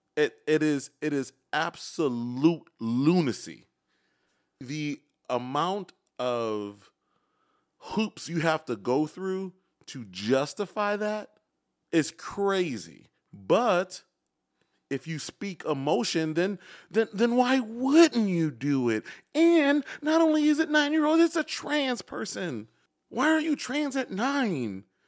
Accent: Chicago, Illinois, United States; moved away; born and raised in Chicago

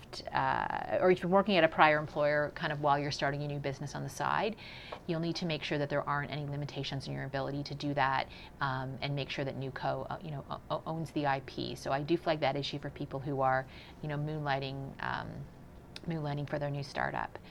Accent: Canada; moved away as an adult; also born or lived in Silicon Valley, United States / New York City, United States; I'm Canadian and just moved back to Canada a few months ago, but spent a large part of my career working in the U.S. technology world

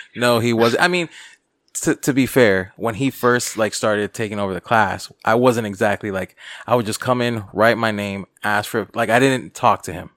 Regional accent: North Miami, Florida, United States; I'm from the North Miami area

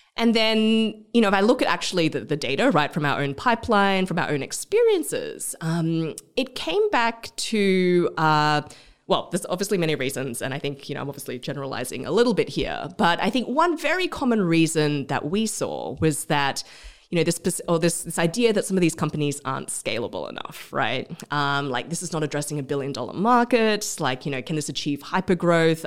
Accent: Australia; moved away as an adult; also born or lived in India; now in Vietnam; I'm Australian. I'm of Malaysian Chinese background

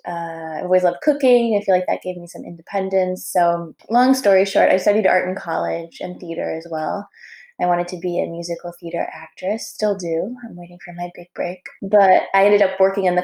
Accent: Chicago, Illinois, United States; moved away as an adult; now in Paris, France; I grew up in Chicago in the city

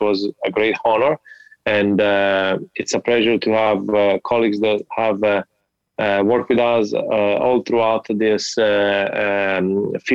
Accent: Italy; moved away as an adult; also born or lived in Miami, United States; now in Cleveland, United States; I'm from Italy. I did my medical school in Italy, part of my residency there. And then I decided to move to the United States

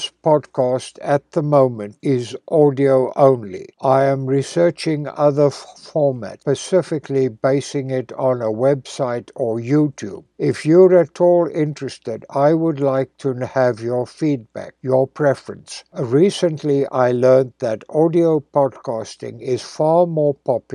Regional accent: South Africa; moved away; living in my hometown in South Africa

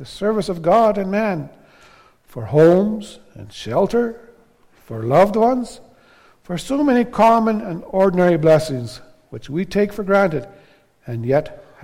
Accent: Canada; we're Canadian citizens, Canadian Christians, that we're living in Canada, a highly favored land.

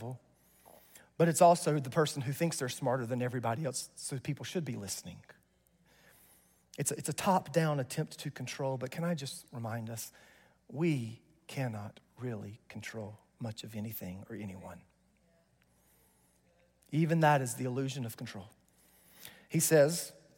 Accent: North Carolina, United States; I grew up in North Carolina in this small little church, and we had deacons

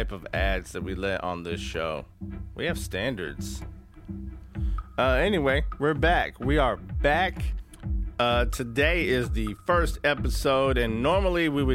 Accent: East Texas, United States; I grew up in East Texas, heart of the Bible Belt

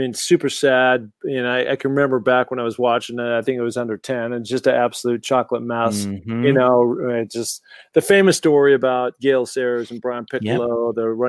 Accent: Sun Valley, Idaho, United States; now in California, United States; And, you know, I'd come out here from my hometown of Sun Valley, Idaho, where I'd been training like a beast.

